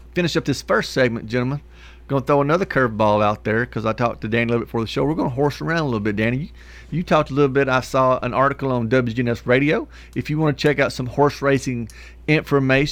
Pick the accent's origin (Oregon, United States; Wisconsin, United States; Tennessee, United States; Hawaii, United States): Tennessee, United States; Trousdale County; I grew up in Trousdale County